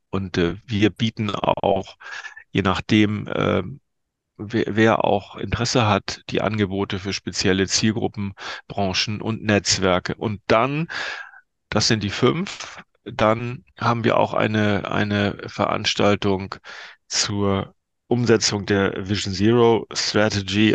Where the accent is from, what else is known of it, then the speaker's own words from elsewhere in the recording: Lübeck, Schleswig-Holstein, Germany; moved away; in meine alte Heimat äh, an die Ostsee